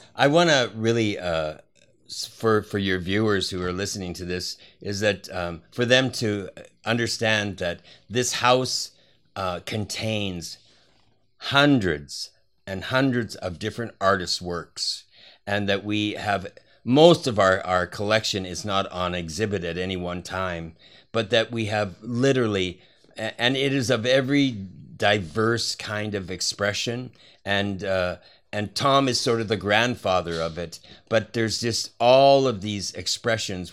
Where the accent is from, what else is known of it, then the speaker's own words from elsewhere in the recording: Canada; moved away; also born or lived in Hawaii / New York; I'm Canadian born, and and then I uh, was living in different cities in America